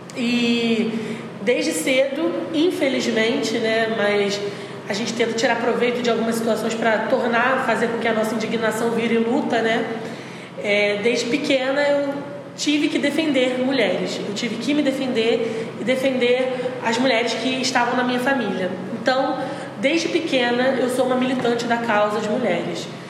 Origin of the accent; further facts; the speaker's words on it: Araruama, Rio de Janeiro, Brazil; moved away as an adult; now in Niterói, Brazil; em Araruama, que foi onde eu cresci